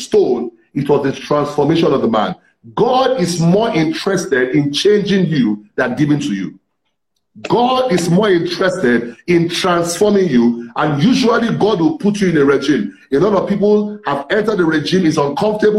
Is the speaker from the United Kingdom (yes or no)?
no; Ibadan, Oyo, Nigeria; I grew up in Ibadan, the city of Ibadan